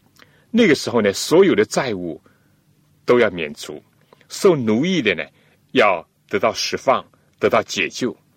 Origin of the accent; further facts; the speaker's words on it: China; 我们中国人呢，都喜欢选择一个吉利的日子来举行婚礼。